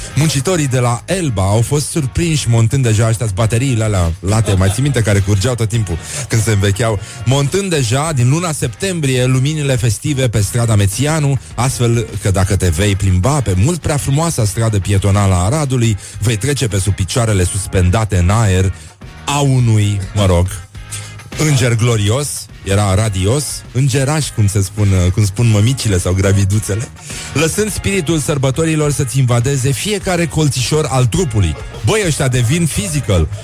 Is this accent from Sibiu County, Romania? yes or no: no; Brăila, Brăila County, Romania; eu sunt din Brăila